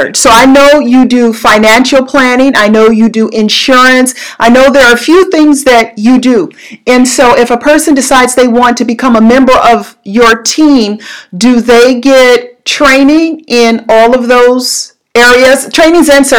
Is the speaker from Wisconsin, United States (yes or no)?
no; Southern California, United States; moved away; I'm born and raised in Southern California